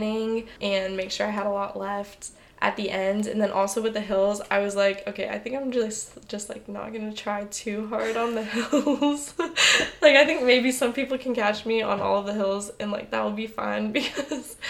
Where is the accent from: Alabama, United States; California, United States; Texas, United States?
Texas, United States; Houston; moved away as an adult; I'm from Houston